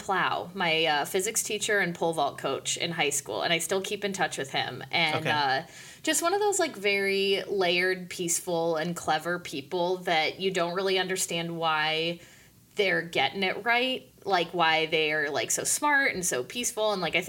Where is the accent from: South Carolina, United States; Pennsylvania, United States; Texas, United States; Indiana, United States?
Pennsylvania, United States; State College; also born or lived in Pittsburgh / Chicago; But before that, I was in State College, Pennsylvania for kindergarten through third grade. And before that, I was born in Pittsburgh.